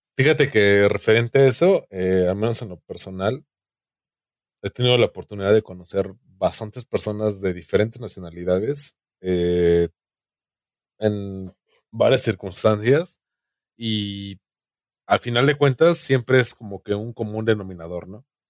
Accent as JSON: {"language": "Spanish", "country": "Mexico", "said": "como mexicano"}